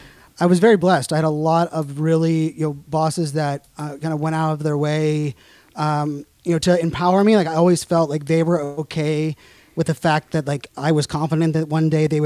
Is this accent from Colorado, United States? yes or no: no; Pittsburgh, Pennsylvania, United States; moved away as an adult; also born or lived in Virginia / Arizona; now in Northern Virginia, United States; I'm from Pittsburgh